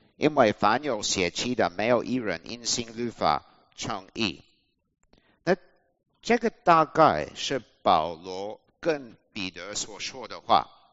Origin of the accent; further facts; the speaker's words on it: Australia; Chinese is a second language; moved away as an adult; also born or lived in Taiwan; 我是澳洲人